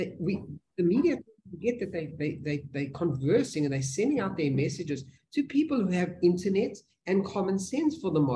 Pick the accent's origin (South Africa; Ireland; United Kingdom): South Africa